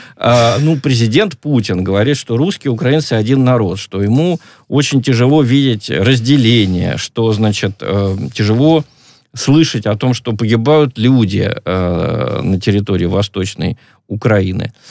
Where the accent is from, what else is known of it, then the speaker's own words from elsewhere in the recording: Stavropol Krai, Russia; акцент, скажем, у нас на Ставрополье или Э, на Северном Кавказе намного сильнее